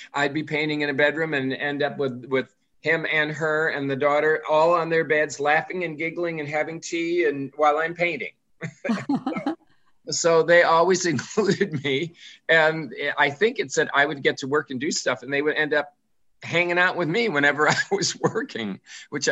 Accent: Lake Michigan, Midwest, United States; now in Berkshires, Massachusetts, United States; even though I grew up in the Midwest, I grew up on a lake, and we have something called Lake Michigan.

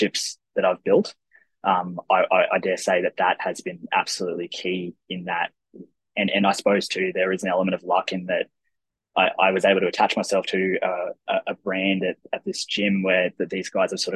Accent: Toowoomba, Queensland, Australia; now in Brisbane, Australia; I grew up in Toowoomba in Queensland

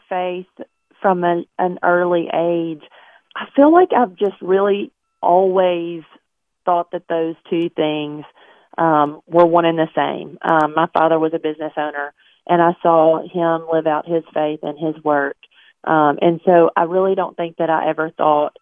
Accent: Alabama, United States; I live in Alabama. I've grown up here.

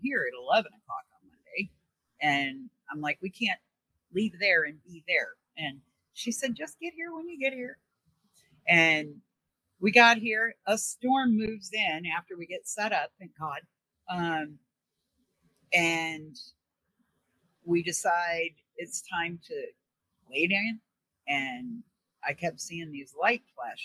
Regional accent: Missouri, United States; also born or lived in New York; now in Arkansas, United States; I'm originally from Missouri.

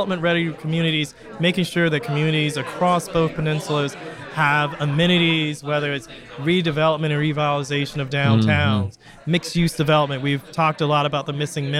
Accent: Florida, United States; also born or lived in New Orleans, Louisiana; now in Michigan, United States; I grew up in Florida, so yeah. It was not four seasons, and I moved up from Louisiana

